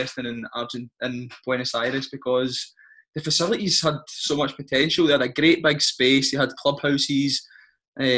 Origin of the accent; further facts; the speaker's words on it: Scotland, United Kingdom; we're from Scotland.